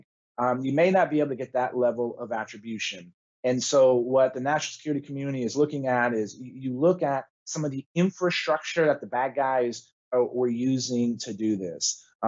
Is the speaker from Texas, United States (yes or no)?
yes; Texas, United States; my home state of Texas